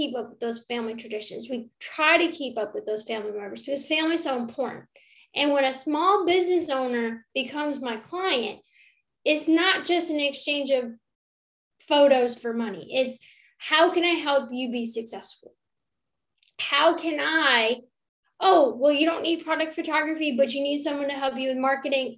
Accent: Rochester, New York, United States; now in Eastern North Carolina, United States; I grew up in Rochester, New York, which a lot of people might not hear about it, but it's upstate New York

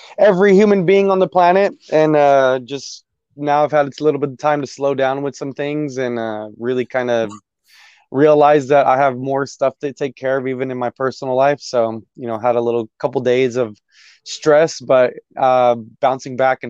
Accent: Dallas, Texas, United States; also born or lived in Arizona; I was born in Arizona. I grew up out here in DFW, in Dallas, Texas

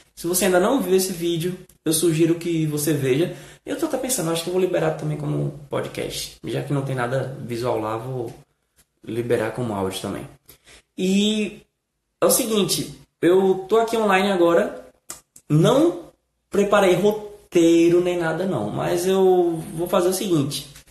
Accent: Brazil; nós brasileiros falamos

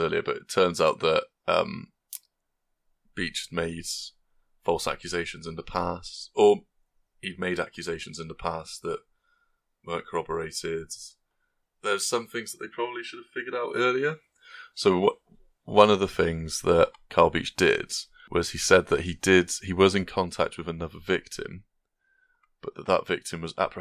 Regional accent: Gloucester, South West England, United Kingdom; my hometown

